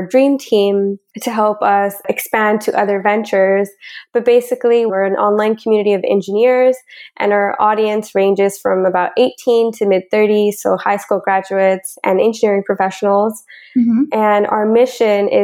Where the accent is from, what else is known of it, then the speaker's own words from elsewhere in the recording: Bakersfield, California, United States; moved away as an adult; also born or lived in Long Beach, California; now in Vancouver, Canada; I grew up in Bakersfield, California with my parents and three younger sisters